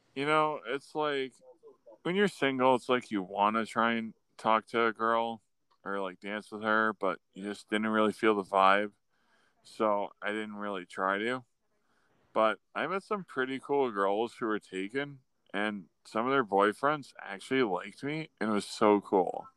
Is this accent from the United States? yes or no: yes; Buffalo, New York, United States; I was from Buffalo